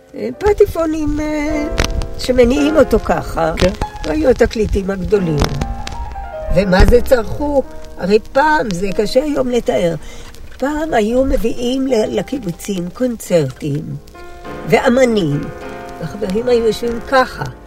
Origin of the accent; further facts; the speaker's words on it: Ashdot Ya'akov, Northern District, Israel; also born or lived in Gesher; בת אשדוד במקור, שנולדתי עוד בחצר גשר, ששם ישבה אשדוד לפני עלותה למשבצת הקבע שלה 14 שנים. בכל חיי אני בעמק הירדן, בין אשדוד לגשר